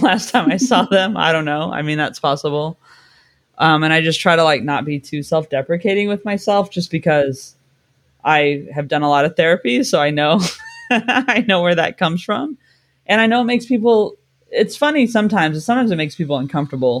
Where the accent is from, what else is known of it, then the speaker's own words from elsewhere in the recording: California, United States; now in London, United Kingdom; I'm from California